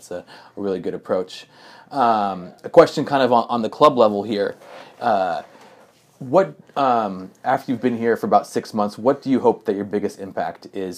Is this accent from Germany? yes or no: yes; Germany; Yeah, I grew up in Germany. My dad was in the army, and the thing I miss most definitely is the food.